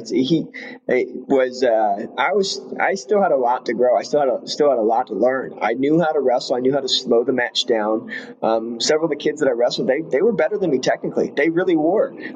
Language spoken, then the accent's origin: English; Iowa, United States; now in Alabama, United States; I'm from Iowa